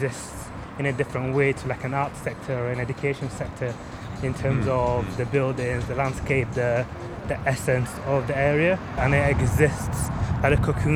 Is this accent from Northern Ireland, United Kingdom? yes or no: no; Leeds, Yorkshire and the Humber, United Kingdom; I was on the border of working class as well, though growing up in Eastern Park.